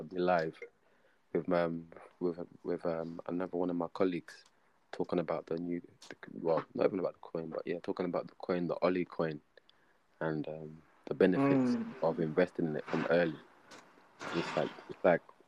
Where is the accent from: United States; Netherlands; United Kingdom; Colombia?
United Kingdom; London; I'm from Harlesden, Northwest London, Church Road. so you must understand what sort of community I come from